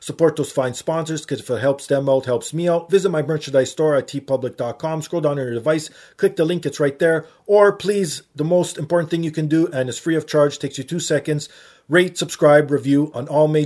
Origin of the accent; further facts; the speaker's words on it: Toronto, Ontario, Canada; I'm Torontonian